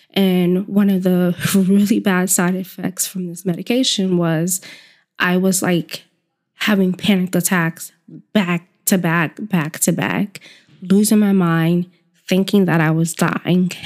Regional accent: the South, United States; moved away; growing up in the South

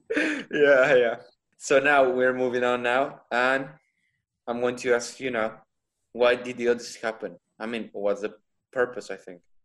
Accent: El Mante, Tamaulipas, Mexico; English is a second language; now in Monterrey, Mexico; right now I'm in my hometown

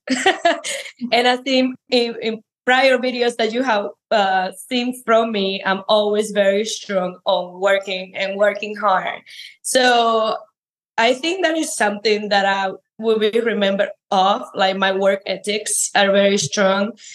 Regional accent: Cuba; moved away as an adult; now in United States; I am an immigrant from Cuba

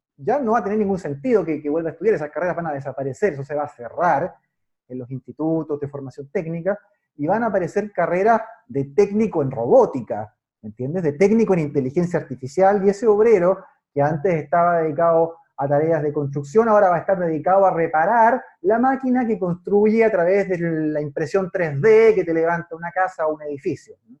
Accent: Chile; yo vivo en Chile, soy chileno

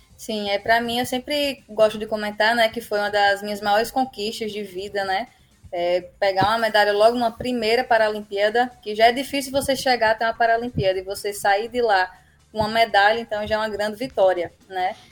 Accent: Northeast Region, Brazil; Como um bom sertanejo, um bom nordestino faz

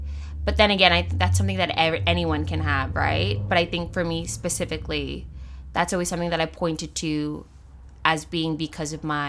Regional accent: United States; also born or lived in Papua New Guinea; oh, I'm from PNG, but I grew up in the States.

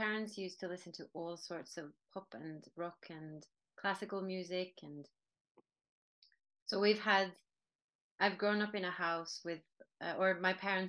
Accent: Norway; English is a second language; Norwegians have been influenced by music from other countries for a very long time.

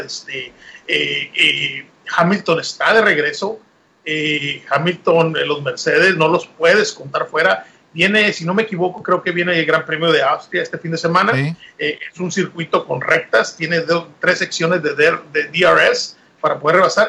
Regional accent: Mexico; como mexicano

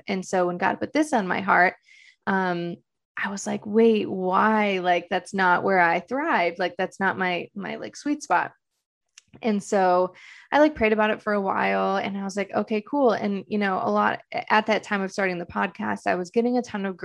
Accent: Detroit, Michigan, United States; moved away as an adult; now in Los Angeles, United States; I'm originally from Detroit, Michigan

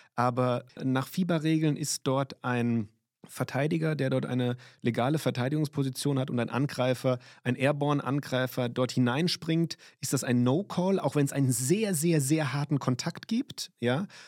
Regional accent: Limburg, Hesse, Germany; moved away as an adult; also born or lived in Rhineland-Palatinate; bin ich in Limburg.

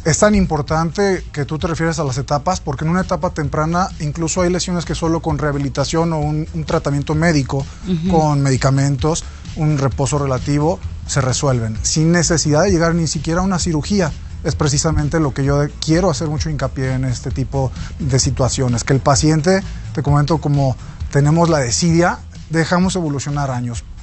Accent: Mexico; como buen mexicano

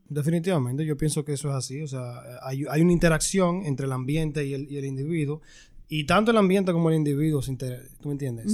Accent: Santo Domingo Este, Distrito Nacional, Dominican Republic; moved away as an adult; now in United States; Yo soy de Santo Domingo Este

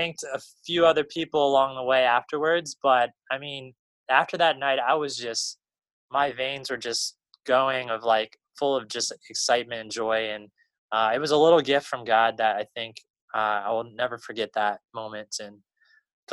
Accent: Maryland, United States; now in North Carolina, United States; I'm from Maryland, you know, used to snow pretty good

